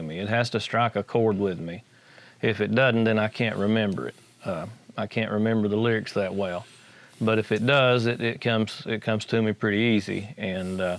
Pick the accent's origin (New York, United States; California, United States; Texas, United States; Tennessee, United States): Tennessee, United States; Madisonville; also born or lived in Fort Riley, Kansas / Athens; I grew up here in Madisonville. I was born in Fort Riley, Kansas